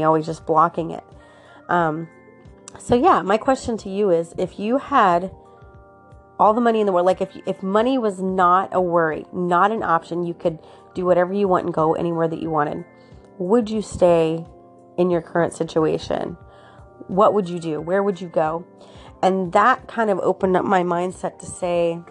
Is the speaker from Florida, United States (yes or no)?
yes; Florida, United States; I was born and raised in Florida. So for me, Florida is my home